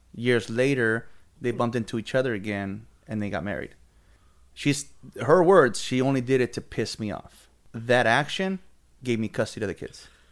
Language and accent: English; Oxnard, California, United States; I'm from Oxnard, born and raised lived in Oxnard in my thirty-six years.